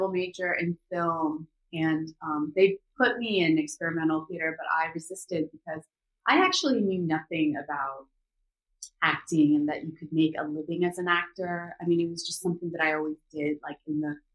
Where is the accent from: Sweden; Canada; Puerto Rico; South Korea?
South Korea; Seoul; also born or lived in Los Angeles, United States / New York, United States; now in Atlanta, United States; So, I was born in Korea. I was born in Seoul, the capital. So, I'm like a city girl